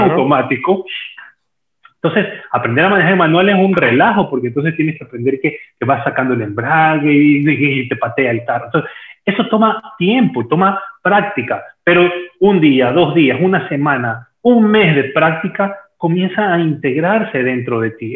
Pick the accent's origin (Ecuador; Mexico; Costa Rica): Ecuador; also born or lived in Peru; aquí en mi país, en Ecuador